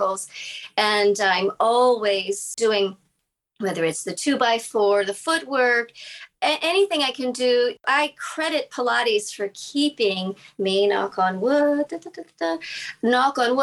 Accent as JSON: {"language": "English", "region": "Massachusetts", "country": "United States", "tie": "born or raised there", "said": "I grew up in Massachusetts"}